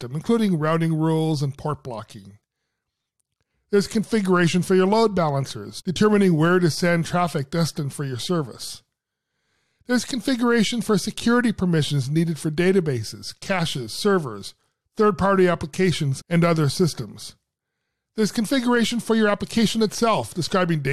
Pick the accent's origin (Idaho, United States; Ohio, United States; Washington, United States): Washington, United States; Seattle; Seattle, Washington, my hometown